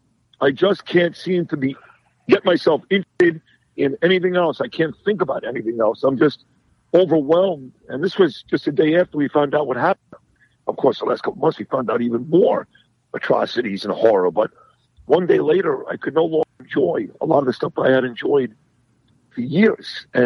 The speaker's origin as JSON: {"language": "English", "town": "New York City", "region": "New York", "country": "United States", "tie": "born or raised there", "said": "growing up in Brooklyn, New York, during the Saturday Night Fever era"}